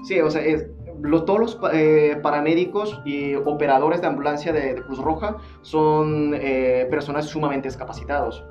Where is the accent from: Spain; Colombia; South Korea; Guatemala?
South Korea; Seoul; now in Monterrey, Mexico; De Corea del Sur, eh, soy, eh, bueno, en, la capital de Seúl